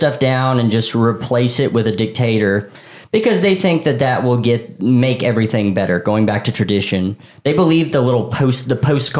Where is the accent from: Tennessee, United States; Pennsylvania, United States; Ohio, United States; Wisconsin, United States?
Tennessee, United States; we're from Tennessee.